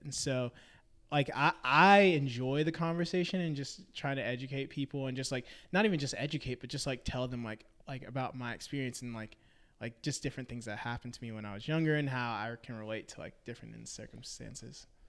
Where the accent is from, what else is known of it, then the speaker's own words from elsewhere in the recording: Memphis, Tennessee, United States; moved away as an adult; now in Nashville, United States; I'm originally from Memphis, Tennessee.